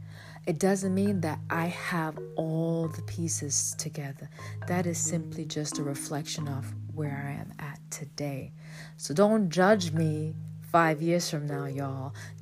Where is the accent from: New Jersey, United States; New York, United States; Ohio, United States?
New York, United States; Bronx; moved away; I'm coming from the Bronx. Bronx, New York, okay? No, I wasn't in New York for a long time, but long enough to have my experiences